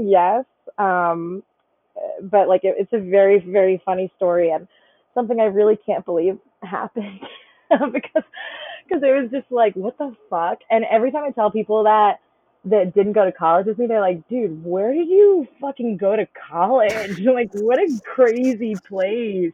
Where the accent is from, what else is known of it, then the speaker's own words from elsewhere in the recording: Connecticut, United States; I'm from Connecticut